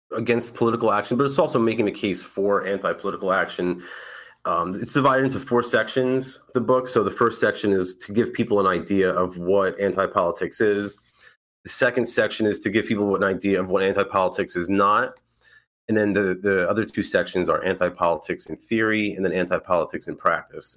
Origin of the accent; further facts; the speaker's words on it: New York, United States; moved away as an adult; now in Florida, United States; I'm from New York